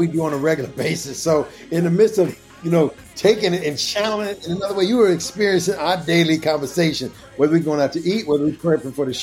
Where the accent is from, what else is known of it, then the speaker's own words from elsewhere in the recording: Kansas City, Missouri, United States; the church where I grew up at in Kansas City